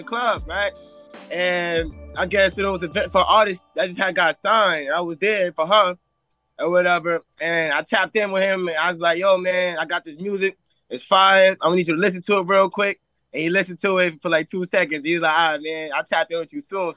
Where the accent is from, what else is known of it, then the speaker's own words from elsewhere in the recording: New York City, New York, United States; I'm from Harlem